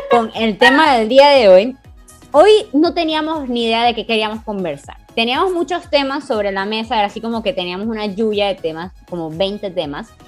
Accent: Venezuela; Claro, en comparación a otras zonas de Venezuela tenemos un acento muy neutro.

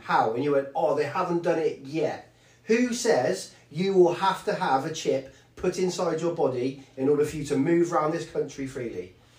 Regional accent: England, United Kingdom; I'm not from another country. I'm from the UK

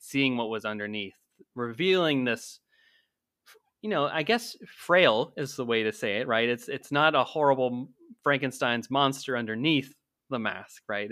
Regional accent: Pennsylvania, United States; growing up in Pennsylvania

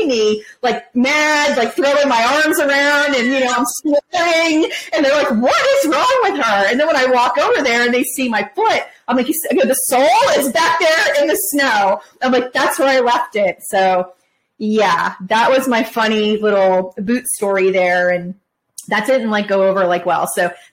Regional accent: Florida, United States; I'm from Florida

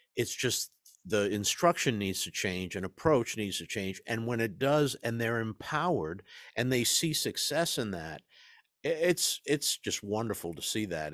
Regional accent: East Coast, United States; I grew up in the East Coast, in the shadow of the Ivy League

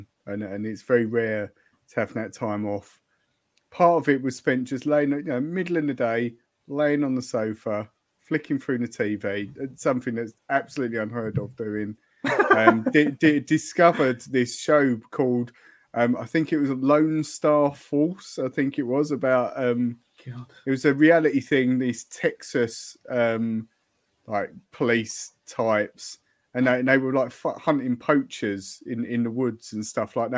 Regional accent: Norfolk, East of England, United Kingdom; we're from Norfolk. Most people will say it as Tuesday anyway

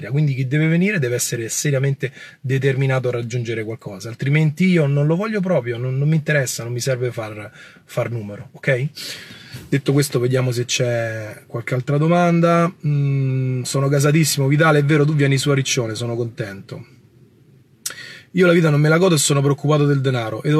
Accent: Palermo, Sicily, Italy; Francesca, io sono di Palermo. Palermo è una bellissima città, ma in questo momento io non ho attività a Palermo.

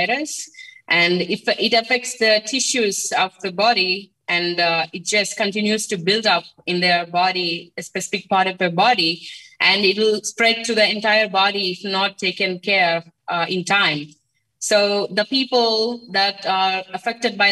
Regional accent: Andhra Pradesh, India; I'm from coastal state. It's called Andhra Pradesh, and I live in a small village in the coastal region of Andhra Pradesh.

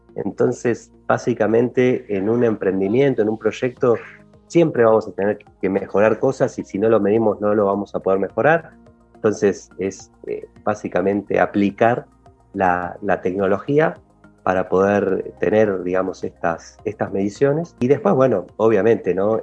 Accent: Argentina; moved away as an adult; now in Mexico City, Mexico; soy argentino, se habrán dado cuenta un poco por la melodía de la voz y, y vivo aquí en Ciudad de México hace un poquito más de tres años

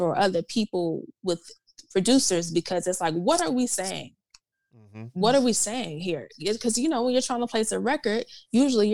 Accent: the South, United States; Growing up in the South

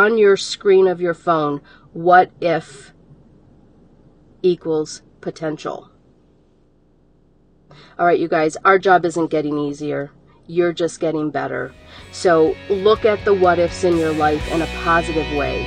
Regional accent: Detroit, Michigan, United States; I'm a girl from Detroit, Michigan, that I lived, if you want to say, on the wrong side of the tracks

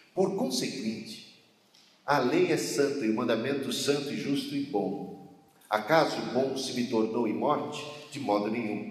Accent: Brazil; A gente é, somos brasileiros

